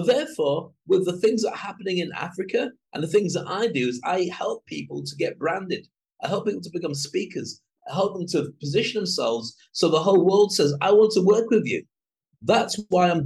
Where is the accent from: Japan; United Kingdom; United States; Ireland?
United Kingdom; I'm a Brit.